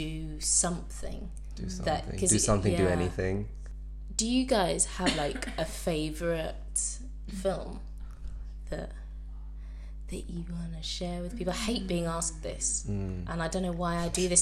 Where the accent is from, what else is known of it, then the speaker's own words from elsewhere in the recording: London, United Kingdom; I'm from Plumstead